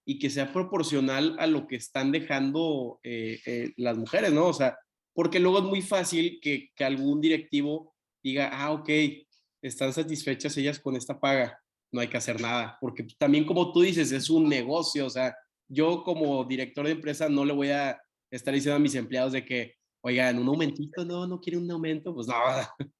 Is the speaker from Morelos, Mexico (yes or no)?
no; Tampico, Tamaulipas, Mexico; yo soy de Tampico